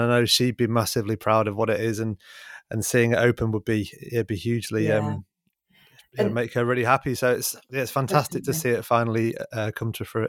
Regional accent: Manchester, North West England, United Kingdom; also born or lived in New Zealand; because being a Mancunian, where else would I work but in the largest single site cancer centre in Europe?

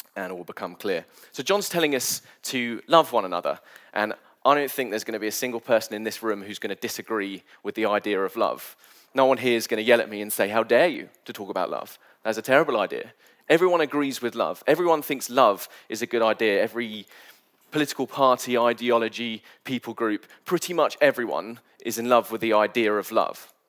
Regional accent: United Kingdom; I'm British

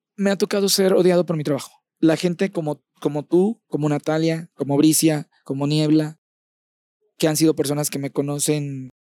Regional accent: Champotón, Campeche, Mexico; moved away; mi champotón hermoso, a mi pueblo hermoso

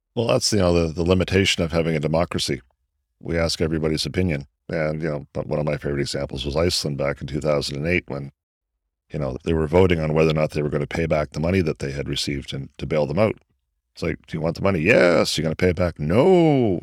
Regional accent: Canada; sitting here as a Canadian

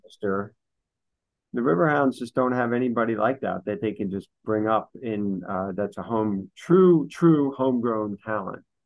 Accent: New York City, New York, United States; I grew up in the New York City area

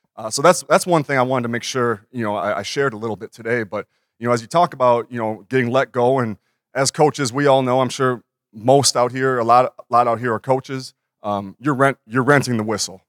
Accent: Minnesota, United States; I had my dream job at thirty-two. And in my hometown

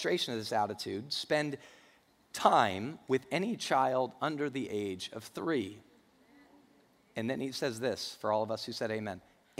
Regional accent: Denver, Colorado, United States; I grew up in Denver, so I hear him talking about the Broncos.

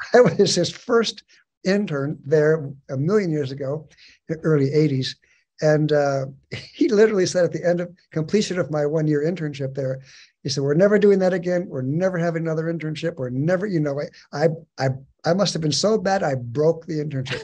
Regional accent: San Diego, California, United States; moved away as an adult; also born or lived in Chattahoochee River area (Georgia/Alabama); I'm actually a native of Southern California, born and raised in San Diego

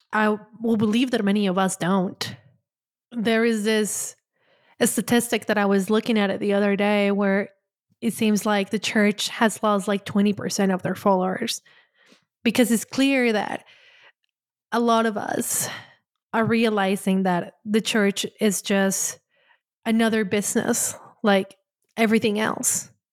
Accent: Colombia; moved away; I'm Latin, I grew up in Colombia

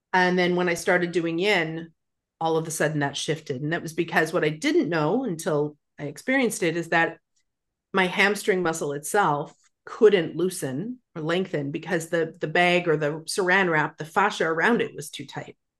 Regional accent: Calgary, Alberta, Canada; moved away as an adult; now in Victoria, Canada; when I moved to Victoria from Calgary, Alberta, which is where I'm from

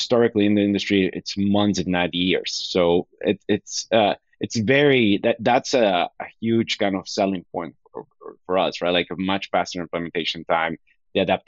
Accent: Bolivia; moved away as an adult; now in United States; I was born in the U.S., but I was raised in Bolivia.

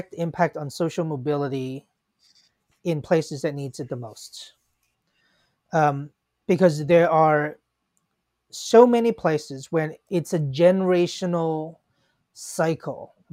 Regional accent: Hong Kong; now in United States; when I was a kid, I grew up in Hong Kong

